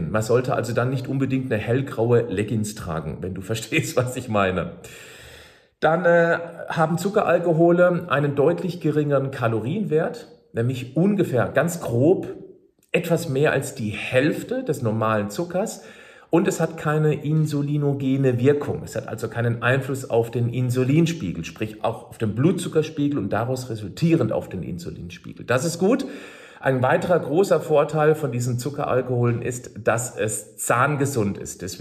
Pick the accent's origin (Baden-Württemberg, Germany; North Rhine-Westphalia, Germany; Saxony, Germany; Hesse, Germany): Baden-Württemberg, Germany; Freiburg; ich erinnere mich an einen Vortrag aus Freiburg, aus meiner Heimatstadt